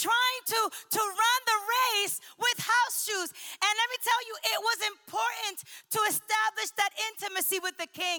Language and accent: English; the North, United States; moved away; I'm from the North.